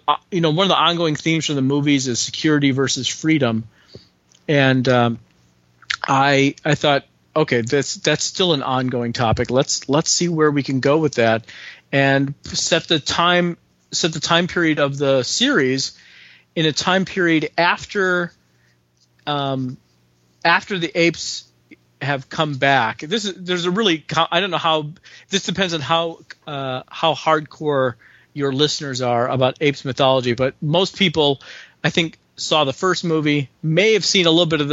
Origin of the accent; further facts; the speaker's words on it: Chicago, Illinois, United States; I grew up in Chicago, but my parents and all my relatives, and I have a ton of relatives